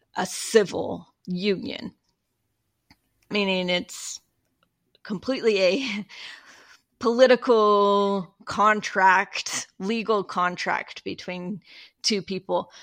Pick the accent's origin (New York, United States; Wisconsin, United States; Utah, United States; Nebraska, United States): Utah, United States; I grew up in Utah